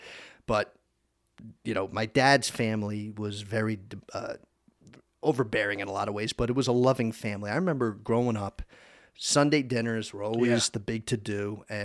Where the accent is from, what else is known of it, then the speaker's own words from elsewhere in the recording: Summit, New Jersey, United States; born there; I was born in Overlook Hospital in Summit, New Jersey. So that's kind of like northern New Jersey.